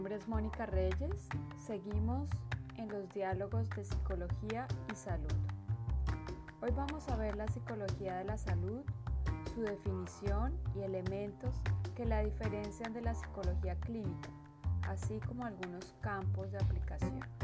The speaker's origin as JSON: {"language": "Spanish", "country": "Colombia", "said": "como colombianos"}